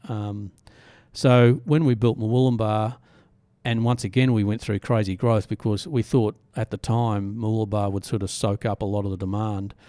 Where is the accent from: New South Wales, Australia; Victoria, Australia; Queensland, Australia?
Queensland, Australia; Southeast; now in Byron Bay, Australia; we're all from Southeast Queensland originally